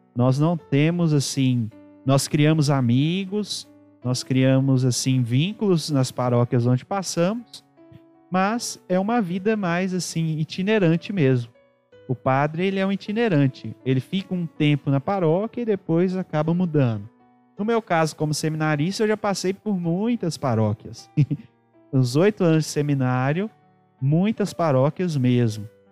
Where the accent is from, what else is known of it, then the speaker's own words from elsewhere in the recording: Ouro Preto, Minas Gerais, Brazil; also born or lived in Mariana; sou natural da cidade de Ouro Preto, aqui próximo de nós